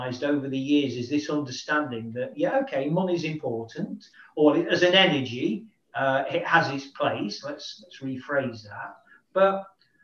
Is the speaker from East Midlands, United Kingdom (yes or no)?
yes; Nottingham, East Midlands, United Kingdom; moved away; a professional football club, Nottingham Forest, back in my hometown